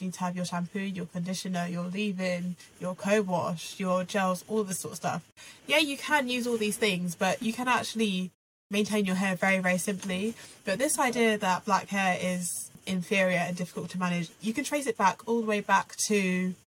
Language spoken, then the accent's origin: English; Reading, South East England, United Kingdom; I grew up in Reading, as you'll know, Claire, predominantly white area